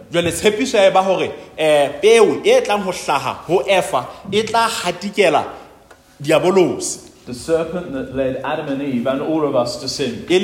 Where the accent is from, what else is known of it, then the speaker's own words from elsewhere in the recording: South Africa; And I'm not from New Zealand, so I must support South Africa.